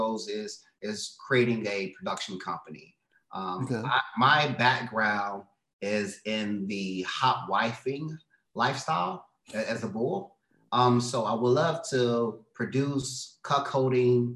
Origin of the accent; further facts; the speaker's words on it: Detroit, Michigan, United States; moved away as an adult; now in Los Angeles, United States; I'm originally from Detroit, Michigan. Been in LA for about 6 years now